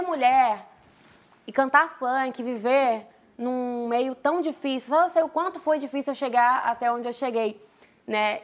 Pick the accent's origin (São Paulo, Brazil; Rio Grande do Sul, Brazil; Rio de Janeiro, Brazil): Rio de Janeiro, Brazil; Duque de Caxias; also born or lived in Queimados; Eu sou de Duque de Caxias, nasci em Queimadas